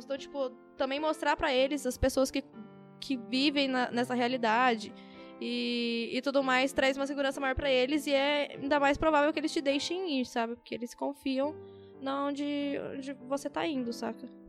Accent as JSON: {"language": "Portuguese", "region": "São Paulo", "country": "Brazil", "said": "a gente é de São Paulo"}